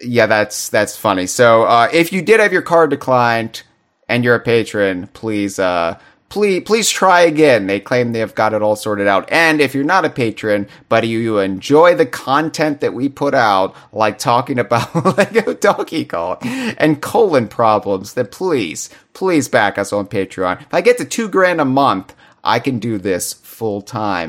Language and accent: English; United States; I'm an American